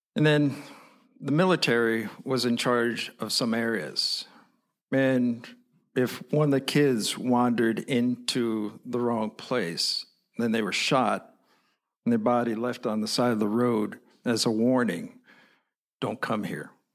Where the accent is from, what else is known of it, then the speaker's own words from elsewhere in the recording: New York, United States; I'm an American. So I say, New York